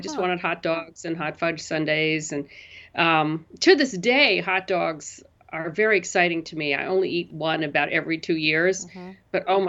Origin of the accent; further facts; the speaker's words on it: New York City, New York, United States; Loved it. It was the best period for New York. It was, you know, it was the 60s, 70s.